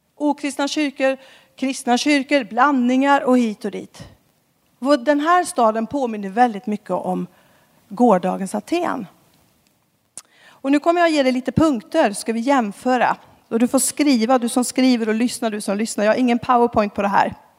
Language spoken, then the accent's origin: Swedish; Skara, Västra Götaland, Sweden; moved away as an adult; now in Stockholm, Sweden; Jag är från Skara ursprungligen. Bor i Stockholm sedan 10-12 eh, år tillbaka